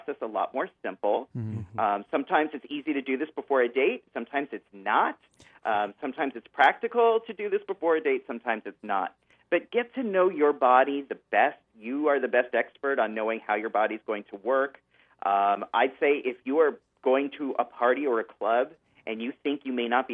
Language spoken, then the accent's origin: English; California, United States; I come from Northern California and Southern California where we had a lot of earthquakes.